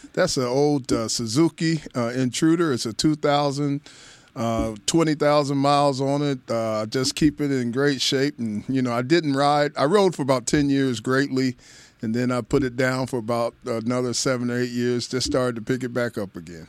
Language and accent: English; Dayton, Ohio, United States; moved away as an adult; also born or lived in Los Angeles; growing up in Dayton